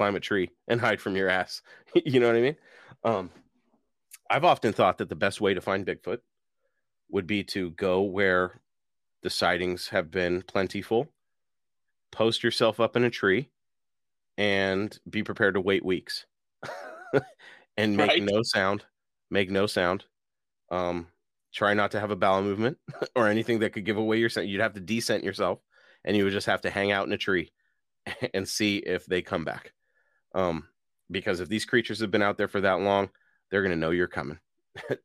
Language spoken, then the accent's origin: English; Seattle, Washington, United States; moved away; my hometown of Seattle, Washington